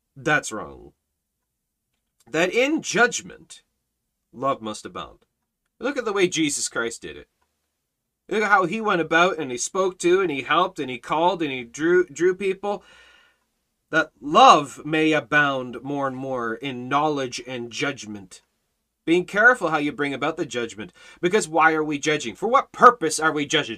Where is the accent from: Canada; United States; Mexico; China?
Canada; as a Canadian, as a citizen of Canada